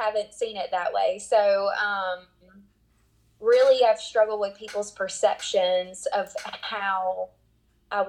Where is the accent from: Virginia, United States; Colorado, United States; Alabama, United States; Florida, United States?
Alabama, United States; South; I'm from South Alabama